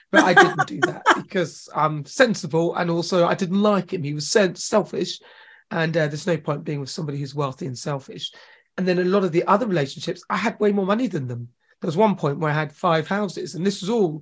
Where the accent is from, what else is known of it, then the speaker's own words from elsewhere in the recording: Chelmsford, East of England, United Kingdom; also born or lived in Newcastle / New Jersey; when we moved to Essex, and I grew up in Chelmsford. I went to school in Chelmsford.